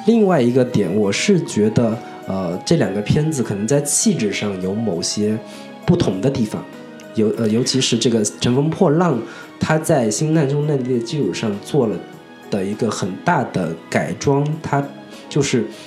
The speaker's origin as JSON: {"language": "Chinese", "region": "Zhejiang", "country": "China", "said": "我作为一个浙江人"}